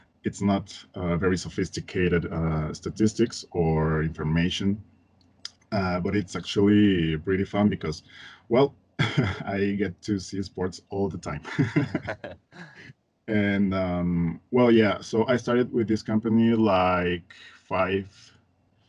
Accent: Mexico City, Mexico; English is a second language; I am from Mexico. I live in Mexico City. I grew up here and in a place called Coyoacán.

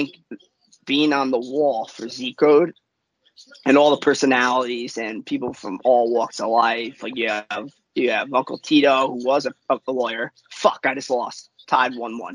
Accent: New York, United States; I'm from New York

